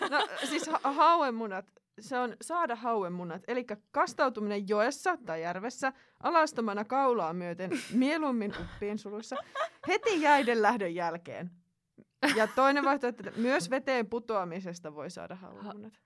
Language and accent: Finnish; Finland; mä oon Suomesta